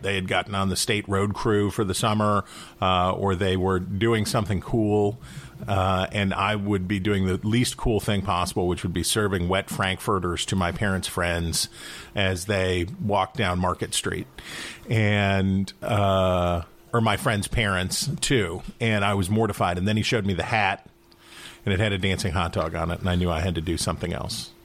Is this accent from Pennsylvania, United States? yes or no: no; Wheeling, West Virginia, United States; also born or lived in Saint Louis, Missouri; I grew up in Wheeling, West Virginia, uh, which is in the northern panhandle of West Virginia.